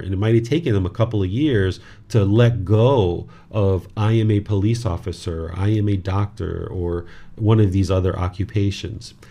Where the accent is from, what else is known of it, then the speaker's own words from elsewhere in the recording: United States; this body was born in America